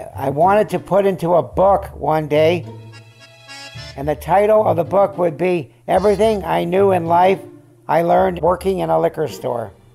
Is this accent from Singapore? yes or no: no; California, United States; also born or lived in Syracuse, New York / Van Nuys, California; I was born in Syracuse, New York. Uh, we left there when I was three and a half and I remember nothing about it. We came to California